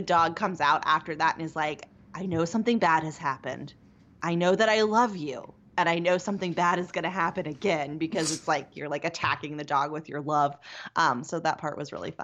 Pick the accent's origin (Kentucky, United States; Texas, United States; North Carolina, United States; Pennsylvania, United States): Pennsylvania, United States; small town near Pittsburgh; moved away; I grew up in a very small town near Pittsburgh